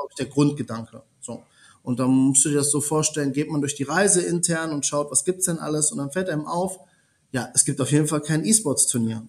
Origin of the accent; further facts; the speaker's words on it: Germany; also born or lived in Italy; gebürtiger Italiener, in Deutschland aufgewachsen